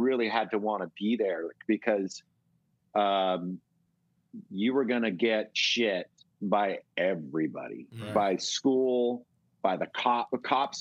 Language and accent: English; Bay Area, California, United States; growing up in the Bay Area